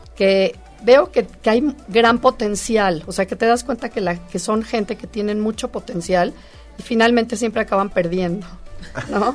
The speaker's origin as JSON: {"language": "Spanish", "country": "Mexico", "said": "nosotros como mexicanos"}